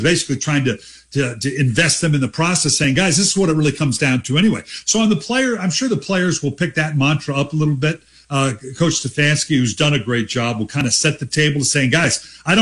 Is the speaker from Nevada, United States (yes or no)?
no; Dayton, Ohio, United States; now in Columbus, United States; I'm a native of Dayton. I was born in Dayton, Ohio.